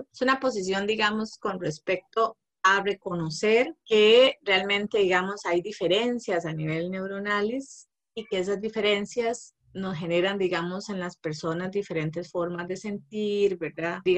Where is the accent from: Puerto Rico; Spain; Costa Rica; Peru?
Costa Rica; Guanacaste; moved away as an adult; also born or lived in San José; now in Moravia, Costa Rica; yo soy de Guanacaste, ¿verdad? Que me vine hace años para San José desde la universidad. Entonces ya estoy pasando el límite más bien de ser más josefina que guanacasteca.